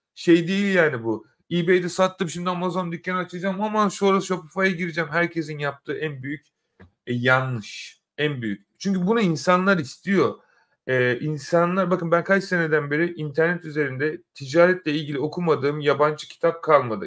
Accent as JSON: {"language": "Turkish", "country": "Turkey", "tie": "born or raised there", "moved": "yes", "lives_now": "London, United Kingdom", "said": "ben de Türkiye'de doğdum"}